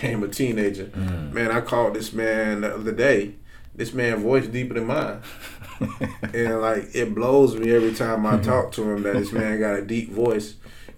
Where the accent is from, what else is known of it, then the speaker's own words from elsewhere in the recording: Perry, United States; I'm from Perry, man. Yeah. I didn't know anything outside of Perry at 13 years old